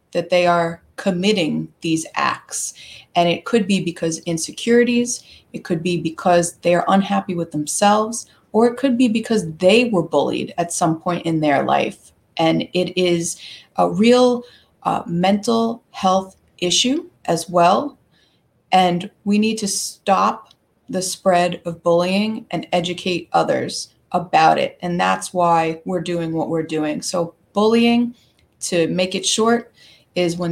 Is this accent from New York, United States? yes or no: yes; New York, United States; I am a New Yorker. I live on the eastern end of Long Island, New York